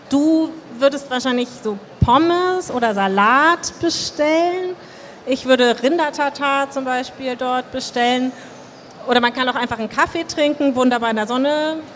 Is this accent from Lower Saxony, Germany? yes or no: no; Hamburg, Germany; Also klar, Hafenviertel muss ich, wir als Hamburger wissen, wie das ist.